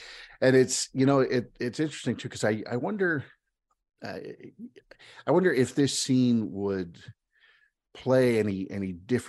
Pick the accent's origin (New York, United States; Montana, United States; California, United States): California, United States; born there; And then to just keep twisting things around, you know, I was born in California.